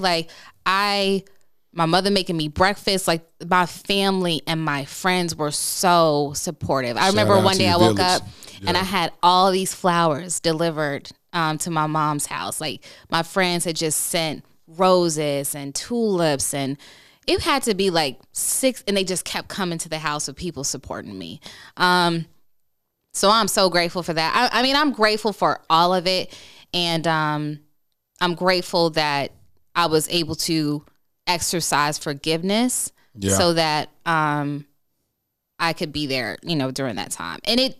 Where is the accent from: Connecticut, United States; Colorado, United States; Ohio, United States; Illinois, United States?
Illinois, United States; Chicago; Look, I'm from the South Side of Chicago. Look, sometimes we just, you should hear my family.